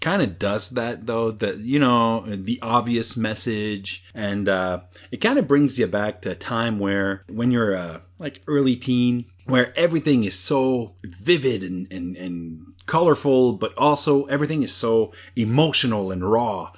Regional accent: Canada; Being Canadian

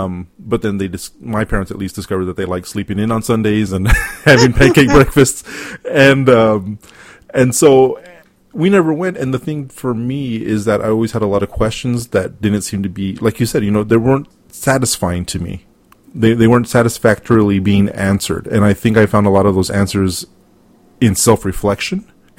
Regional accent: El Paso, Texas, United States; I was raised in El Paso, which is only a few hours away from there.

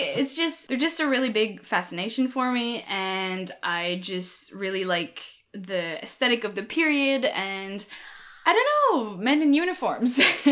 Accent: Canada

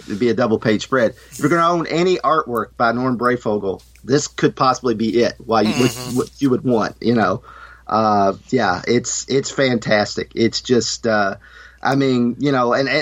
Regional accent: Kentucky, United States; I'm from Kentucky

